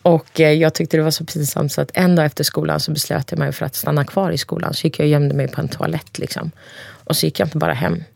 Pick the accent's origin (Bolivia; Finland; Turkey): Turkey; Cihanbeyli, Konya; also born or lived in Ankara, Turkey; now in Sweden; I Jahanbeyli där jag kommer ifrån